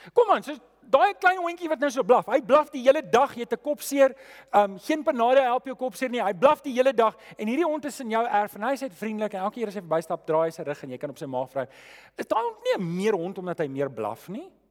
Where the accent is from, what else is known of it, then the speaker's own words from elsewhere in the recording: South Africa; ons as Afrikaners